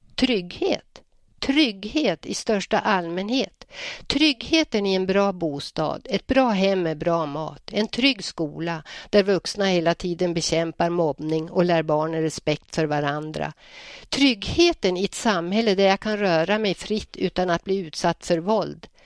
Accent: Njurundabommen, Västernorrland County, Sweden; also born or lived in Hallstahammar / Örnsköldsvik; now in Bönhamn, Sweden; Njurundabommen var min uppväxtplats

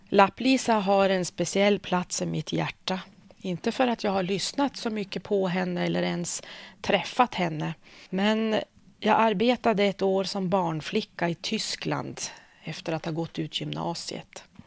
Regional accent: Örnsköldsvik, Västernorrland County, Sweden; also born or lived in Umeå; jag har vuxit upp i Övik ehm, så jag känner mig som Öviksflicka

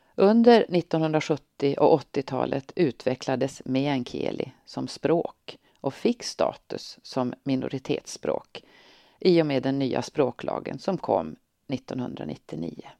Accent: Tornedalen, Norrbotten County, Sweden; now in Örnsköldsvik, Sweden; den lilla by i Tornedalen där jag växte upp

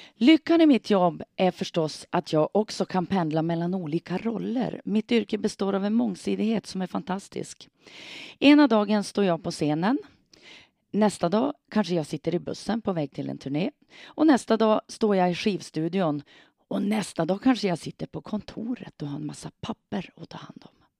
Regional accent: Hörnsjö, Västerbotten County, Sweden; hemma i Hörnsjö, hemma i min hemby

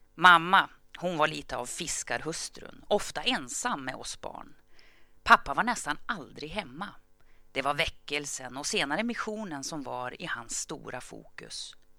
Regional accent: Gävle, Gävleborg County, Sweden; föddes jag under det som kom att kallas det glada 60-talet. Året var 1965 och platsen var Gävle

